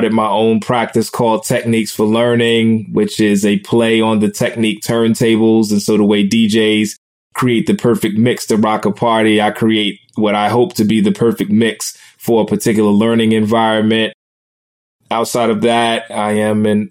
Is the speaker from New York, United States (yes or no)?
yes; New York City, New York, United States; I grew up in Brooklyn, New York